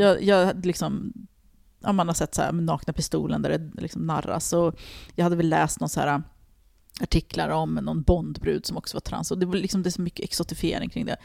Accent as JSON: {"language": "Swedish", "town": "Stockholm", "region": "Stockholm County", "country": "Sweden", "tie": "born or raised there", "said": "jag kommer från Tensta och jag växte upp med en fattig mamma"}